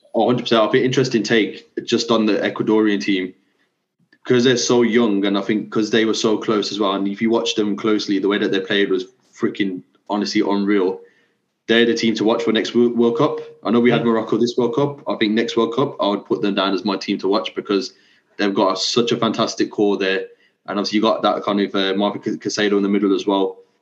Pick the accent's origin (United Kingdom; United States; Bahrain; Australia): United Kingdom; we're like as as British people